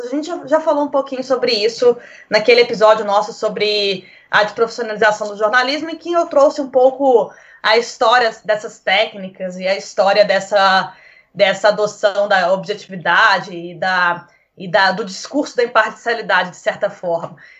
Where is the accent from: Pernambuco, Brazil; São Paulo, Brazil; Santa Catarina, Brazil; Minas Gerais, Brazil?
Minas Gerais, Brazil; moved away as an adult; now in Portugal; minha história de vida como mineira